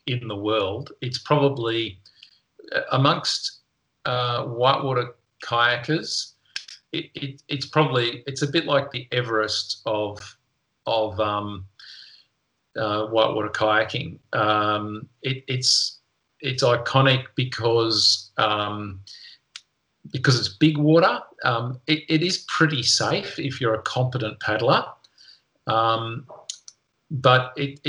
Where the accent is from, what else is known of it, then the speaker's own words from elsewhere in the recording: Melbourne, Victoria, Australia; moved away as an adult; now in Tasmania, Australia; I grew up in Melbourne